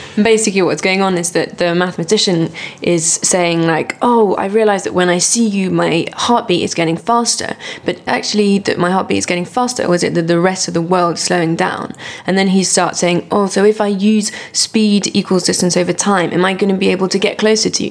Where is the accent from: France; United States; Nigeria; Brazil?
France; now in United Kingdom; working with a French theatre company, so I'm going back a lot to my home country